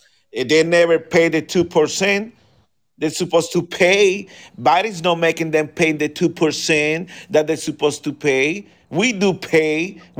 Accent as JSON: {"language": "English", "town": "Fort Myers", "region": "Florida", "country": "United States", "said": "we're from Myers."}